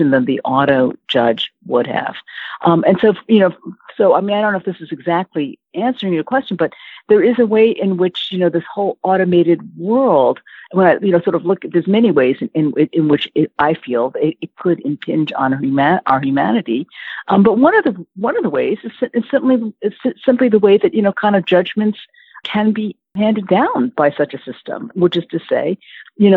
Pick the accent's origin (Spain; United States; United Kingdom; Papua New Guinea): United States; Yonkers, New York; we grew up in Yonkers, New York